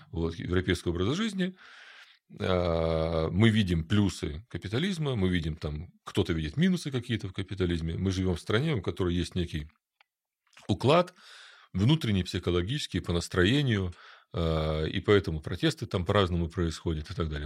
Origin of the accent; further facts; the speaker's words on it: Ukraine; я родился в Украине